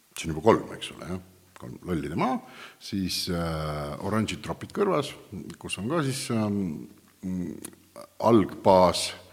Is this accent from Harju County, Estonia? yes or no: no; Viljandi County, Estonia; Viljandimaal, kust mina pärit olen